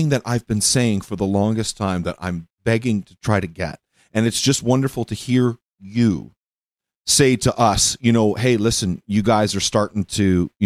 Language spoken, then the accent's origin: English; Toronto, Ontario, Canada; I grew up in Scarborough, so yeah. I was very fortunate. I grew up at Birch Mountain Finch